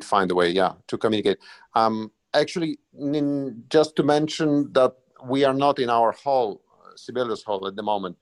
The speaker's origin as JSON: {"language": "English", "region": "Moscow", "country": "Russia", "tie": "born or raised there", "also_born_or_lived": "Helsinki", "moved": "yes", "said": "I was born in Moscow"}